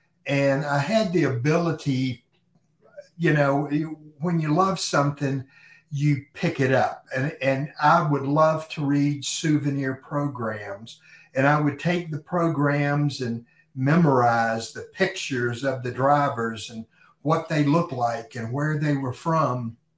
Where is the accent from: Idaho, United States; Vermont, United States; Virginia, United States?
Virginia, United States; Lynchburg; I grew up in Lynchburg, Virginia.